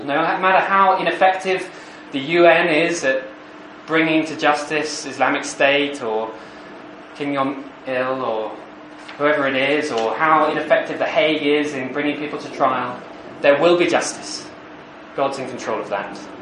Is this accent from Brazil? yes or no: no; United Kingdom; accent: posh